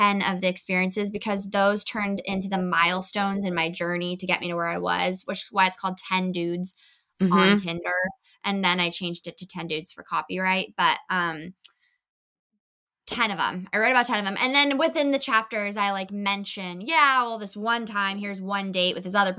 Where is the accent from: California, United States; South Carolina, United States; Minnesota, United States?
California, United States; also born or lived in Los Angeles / United Kingdom; I grew up in California, so I've been performing my whole life in entertainment